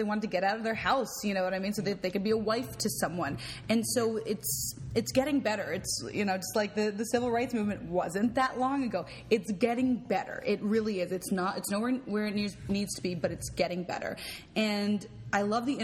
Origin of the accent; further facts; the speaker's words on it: Los Angeles, California, United States; also born or lived in Beverly Hills; I grew up in West Los Angeles, 90064